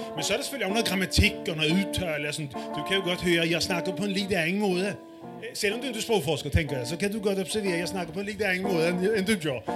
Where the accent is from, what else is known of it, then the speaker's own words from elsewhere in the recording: Bornholm, Capital Region of Denmark, Denmark; accent: Bornholmian; moved away as an adult; now in Copenhagen, Denmark; jeg er Bornholmer, og det andre, at jeg er sprogforsker, og forsker blandt andet i Bornholms dialekt